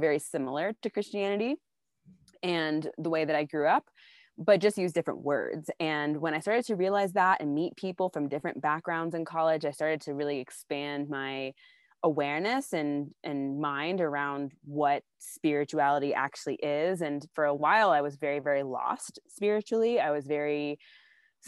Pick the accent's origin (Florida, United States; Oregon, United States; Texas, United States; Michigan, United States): Texas, United States; Austin; I grew up in Austin, Texas, with a Southern Baptist background